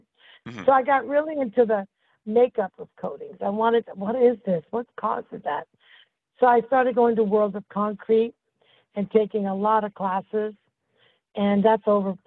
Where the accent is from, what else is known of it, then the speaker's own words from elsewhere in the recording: Puerto Rico; now in Southern California, United States; I was born in Puerto Rico, Santa Fe, Puerto Rico